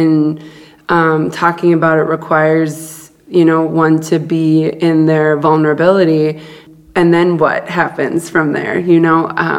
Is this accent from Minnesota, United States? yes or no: yes; Duluth, Minnesota, United States; born there; And I was born in Duluth, Minnesota, and then was in a foster home for the first 3 months of my life until my family came and got me.